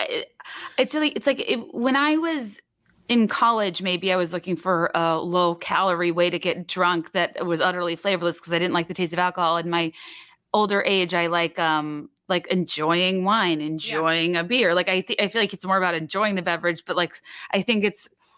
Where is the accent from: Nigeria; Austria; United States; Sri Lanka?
United States; East Coast; moved away as an adult; now in Chicago, United States; I grew up on the East Coast